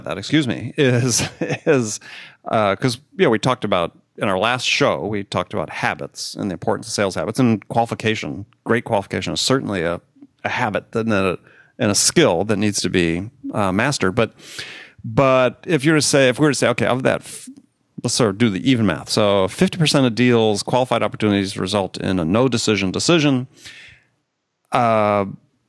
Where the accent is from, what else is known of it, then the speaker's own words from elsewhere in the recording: Wisconsin, United States; also born or lived in California; now in New York City, United States; growing up in Wisconsin